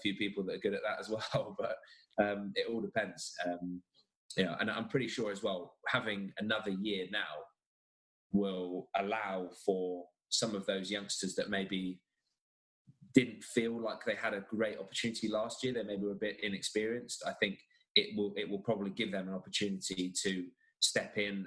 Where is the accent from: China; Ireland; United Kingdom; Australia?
United Kingdom; England; I'm English